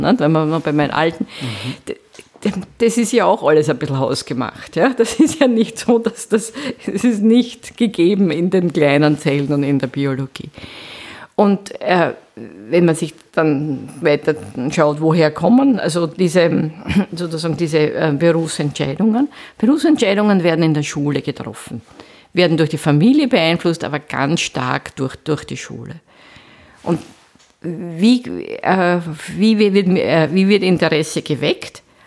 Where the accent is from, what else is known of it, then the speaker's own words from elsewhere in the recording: Vienna, Austria; moved away as an adult; also born or lived in Geneva / Linz; seit 2001 bin ich wieder sozusagen zurück in meiner Heimatstadt. Ich bin an der Technischen Universität Wien Professorin